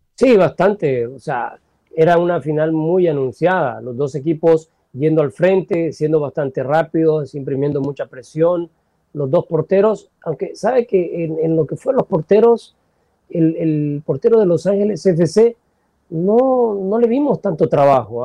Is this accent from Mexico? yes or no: no; El Salvador; nací en El Salvador